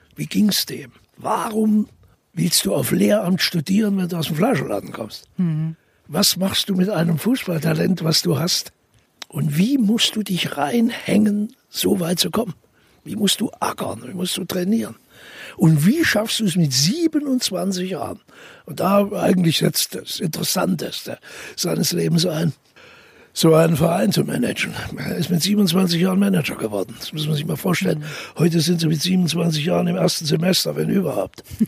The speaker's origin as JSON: {"language": "German", "region": "Thuringia", "country": "Germany", "accent": "Thuringian", "said": "wir sind Thüringer"}